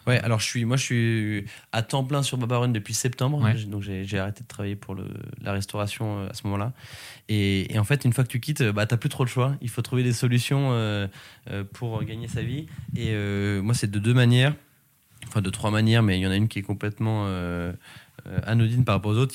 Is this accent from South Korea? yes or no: no; Sologne, Centre-Val de Loire, France; now in Paris, France; une petite aventure en Sologne, euh, c'est ma région d'origine